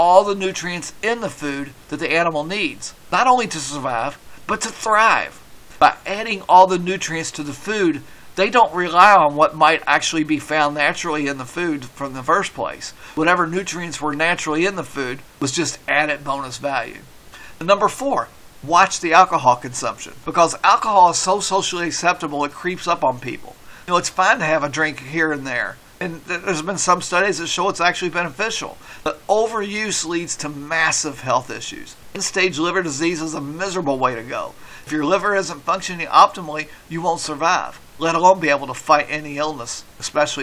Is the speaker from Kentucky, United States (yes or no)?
yes; Kentucky, United States; I'm from Kentucky